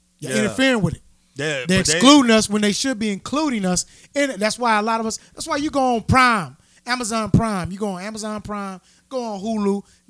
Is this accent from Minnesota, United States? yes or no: no; Arkansas, United States; I come from Arkansas